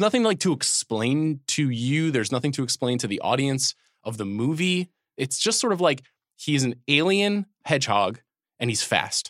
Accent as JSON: {"language": "English", "region": "New York", "country": "United States", "moved": "yes", "said": "that's the New York in me coming down"}